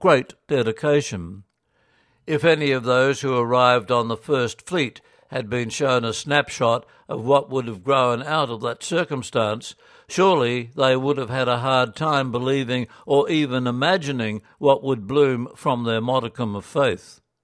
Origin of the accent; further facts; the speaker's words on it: Australia; as Australian Catholics